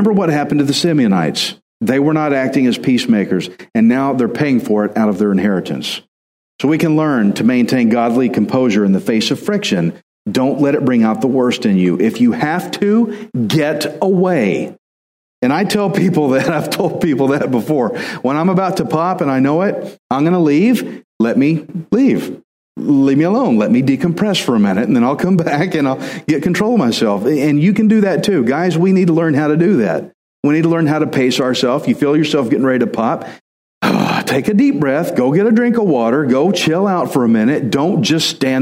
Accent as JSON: {"language": "English", "region": "Texas", "country": "United States", "said": "I'm Texan"}